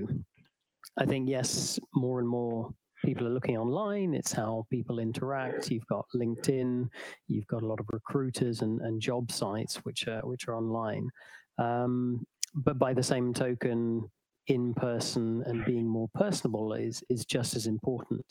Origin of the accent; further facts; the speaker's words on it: England, United Kingdom; moved away as an adult; now in Tallinn, Estonia; I'm English.